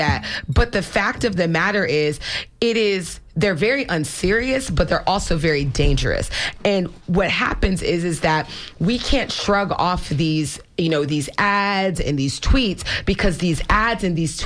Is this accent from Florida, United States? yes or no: yes; Florida, United States; I was born and raised in Florida. My family is multiple generations here